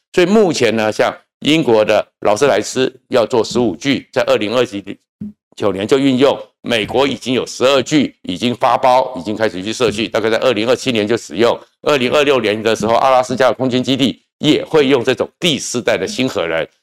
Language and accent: Chinese; Taiwan; 因为我们台湾人每次就是在政治的口水里面斗来斗去